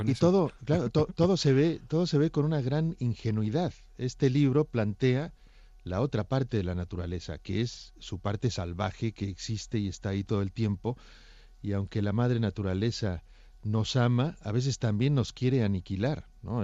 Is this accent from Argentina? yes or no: no; Mexico; now in Barcelona, Spain; un paréntesis mexicano, en una saga barcelonesa